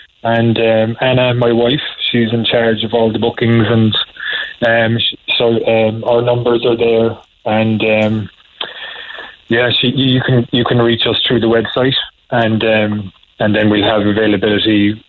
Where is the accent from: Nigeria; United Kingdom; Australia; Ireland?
Ireland; Douglas, Munster; I'm from Douglas, Donnybrook.